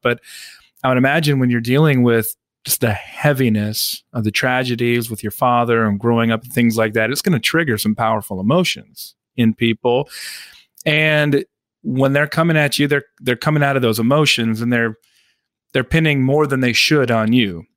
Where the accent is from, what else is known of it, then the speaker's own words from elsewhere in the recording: Midwest, United States; I come from the Midwest, um, Methodist on one side, Lutheran on the oh, other